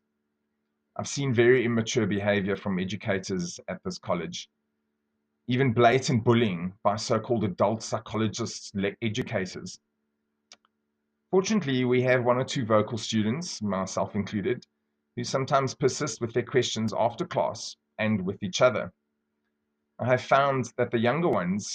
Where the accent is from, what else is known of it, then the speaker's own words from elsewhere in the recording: South Africa; I grew up very poor in South Africa